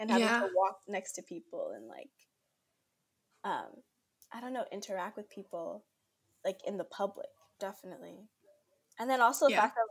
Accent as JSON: {"language": "English", "town": "Brooklyn", "region": "New York", "country": "United States", "tie": "born or raised there", "said": "from Brooklyn, New York, born and raised here all my life"}